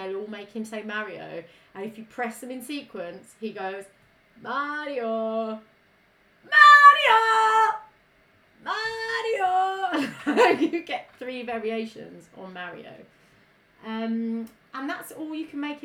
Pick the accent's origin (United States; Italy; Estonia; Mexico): Italy; I am Italian. I'm not Australian